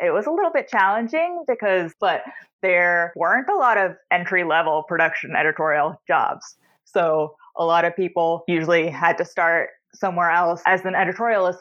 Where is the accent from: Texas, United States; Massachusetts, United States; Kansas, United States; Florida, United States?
Texas, United States; Houston; also born or lived in New York City; now in Chicago, United States; I grew up in Houston. Then I lived in New York for a very long time.